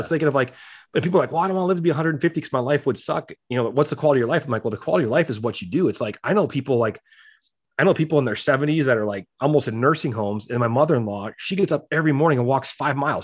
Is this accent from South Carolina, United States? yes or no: no; South Dakota, United States; I grew up in South Dakota